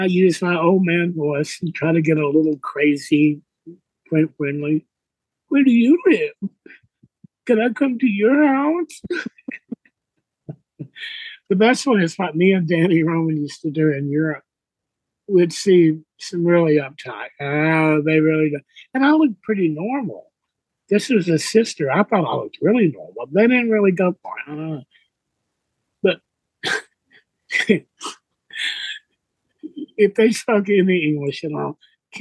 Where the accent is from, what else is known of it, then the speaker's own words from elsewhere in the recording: Gurdon, Arkansas, United States; moved away; also born or lived in Texas / San Francisco; I was born in Arkansas. A little town there called Gurdon